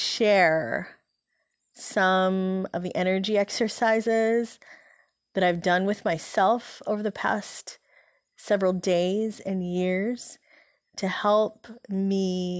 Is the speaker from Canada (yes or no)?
no; Philippines; born there; You know, I was born in the Philippines, and so my dad, he was in the Peace Corps at the time there